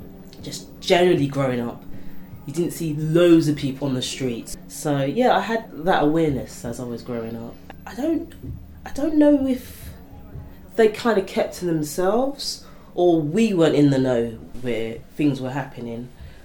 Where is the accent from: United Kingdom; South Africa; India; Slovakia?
United Kingdom; London; Growing up in East London, it was a nice place, very family orientated